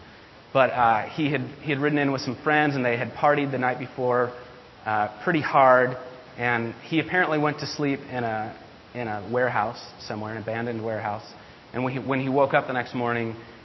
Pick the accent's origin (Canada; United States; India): United States; Midwest; moved away; I come from the Midwest, and the cities that I lived in there were pretty affluent.